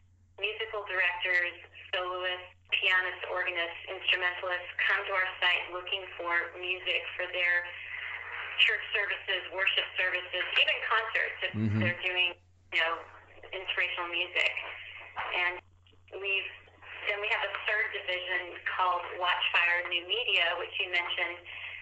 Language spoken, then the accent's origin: English; United States; I've lived in many, many places growing up in the United States, many regions of the country